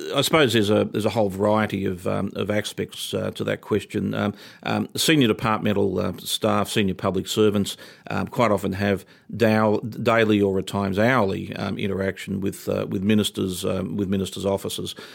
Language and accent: English; Toowoomba, Queensland, Australia; moved away as an adult; now in Canberra, Australia; I'm a boy from Toowoomba. I grew up in country Queensland